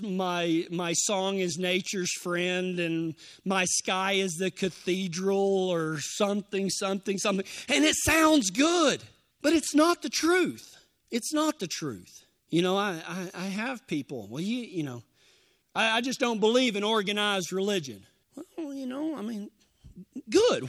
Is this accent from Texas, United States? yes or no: yes; Texas, United States; I'm from Texas